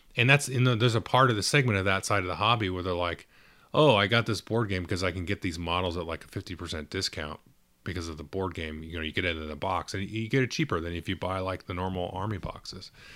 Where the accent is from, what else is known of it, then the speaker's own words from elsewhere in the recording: Southern California, United States; I'm from Southern California